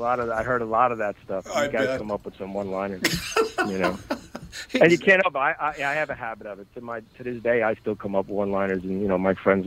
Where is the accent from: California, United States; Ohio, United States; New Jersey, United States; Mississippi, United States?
New Jersey, United States; Bayonne; So I grew up in Hudson County in, you know, Jersey City, Bayonne, Hoboken. I grew up in Bayonne, New Jersey. That's okay. My neighborhood. So I was surrounded by it since birth.